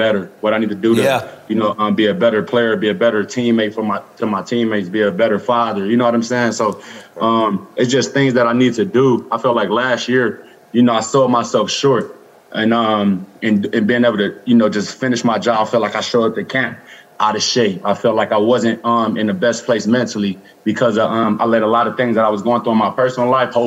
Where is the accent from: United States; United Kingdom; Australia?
United States; Los Angeles, California; born or raised there